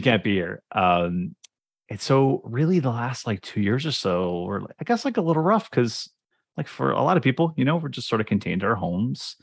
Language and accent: English; Cincinnati, Ohio, United States; moved away as an adult; now in Toronto, Canada; I'm from, uh, Cincinnati, Ohio, actually. So I um, did all of my schooling there from basically, you know, kindergarten to P H D